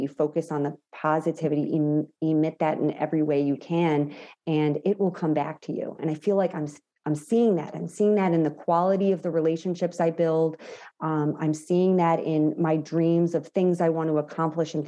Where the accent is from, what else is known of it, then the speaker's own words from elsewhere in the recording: New York, United States; I'm also Italian from New York